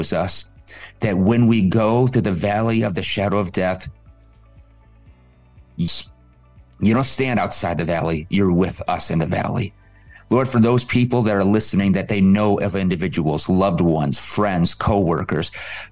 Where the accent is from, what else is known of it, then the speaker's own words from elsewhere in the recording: Detroit, Michigan, United States; also born or lived in Kalamazoo, Michigan; I'm from Detroit